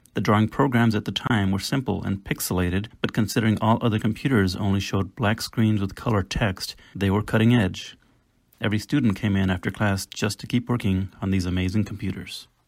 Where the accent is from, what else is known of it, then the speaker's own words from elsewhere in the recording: San Antonio, Texas, United States; I grew up in San Antonio, Texas